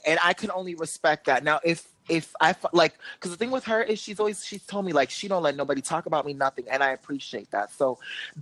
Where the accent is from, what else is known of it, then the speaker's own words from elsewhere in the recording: Miami, Florida, United States; we're from Miami